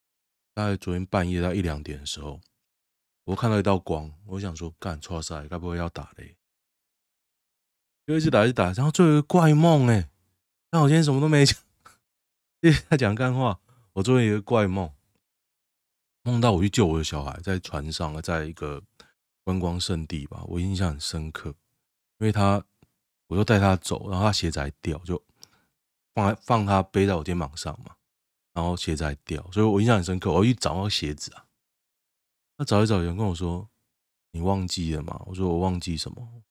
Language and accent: Chinese; Xiangshan, Hsinchu City, Taiwan; 香山，我的故乡。